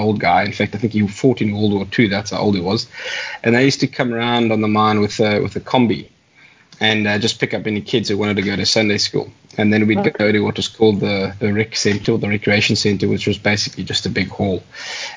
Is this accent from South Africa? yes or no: yes; Johannesburg, Gauteng, South Africa; also born or lived in Virginia, Free State; now in Cape Town, South Africa; I'm originally from Joburg